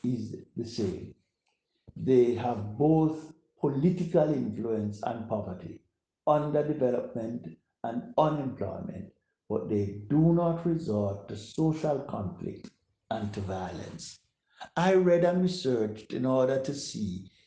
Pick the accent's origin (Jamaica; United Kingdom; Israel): Jamaica; our fellow Jamaicans